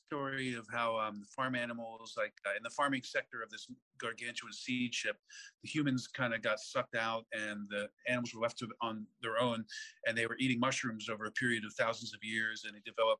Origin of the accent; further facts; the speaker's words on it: Baltimore, Maryland, United States; born there; also born or lived in Fredonia, New York; I was born in Baltimore, and then we moved to Fredonia, New York, and I lived there until I was five.